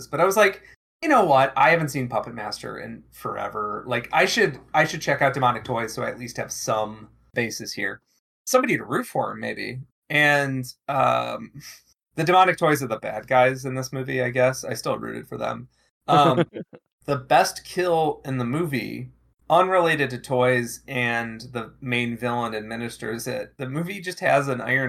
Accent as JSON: {"language": "English", "area": "near Fermilab", "region": "Illinois", "country": "United States", "tie": "born or raised there", "said": "I grew up near Fermi Lab"}